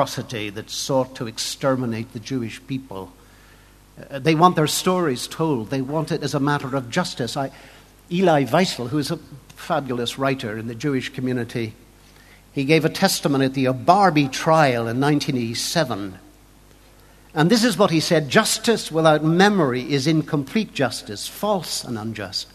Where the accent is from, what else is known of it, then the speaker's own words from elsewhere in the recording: Lambeg, Northern Ireland, United Kingdom; I come from Lambeg. I was often, say, born in the sound of Lambeg drums